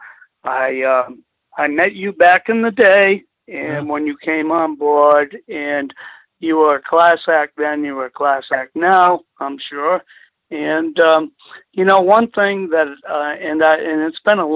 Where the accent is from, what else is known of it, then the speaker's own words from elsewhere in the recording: Pawtucket, Rhode Island, United States; I actually grew up in Pawtucket, Rhode Island.